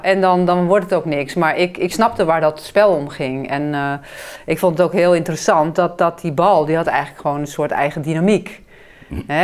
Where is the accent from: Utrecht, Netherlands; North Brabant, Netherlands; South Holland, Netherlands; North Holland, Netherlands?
South Holland, Netherlands; Hazerswoude; moved away as an adult; also born or lived in China; we gingen verhuizen naar een andere deel van Hazerswoude, waar ik opgroeide.